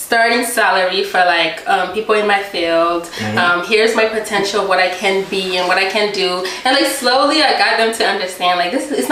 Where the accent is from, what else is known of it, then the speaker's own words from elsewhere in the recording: United States; English is a second language; also born or lived in Tanzania; I was born in a refugee camp. So we lived there for like 9 years, and finally we were able to come to America through like immigration, and I came when I was like 9 years old